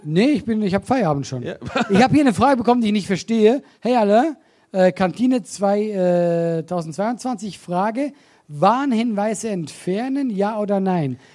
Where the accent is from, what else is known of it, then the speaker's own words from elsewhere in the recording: Switzerland; moved away as an adult; now in Germany; ich komme aus der Schweiz